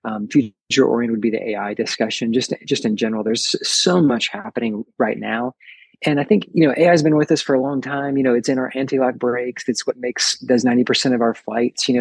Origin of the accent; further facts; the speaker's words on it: the South, United States; down in the South, we use the word y'all